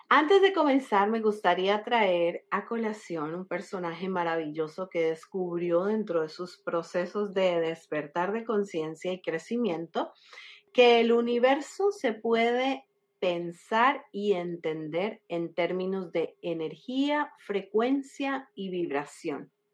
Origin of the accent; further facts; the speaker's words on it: Colombia; now in Florida, United States; Soy colombiana de nacimiento, eh, llevo 20 años viviendo en la Florida, en los Estados Unidos